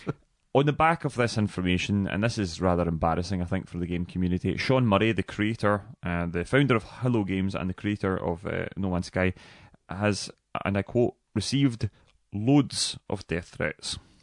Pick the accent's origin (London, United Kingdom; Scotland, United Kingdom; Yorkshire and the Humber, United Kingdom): Scotland, United Kingdom; Dumbarton; I'm from Dumbarton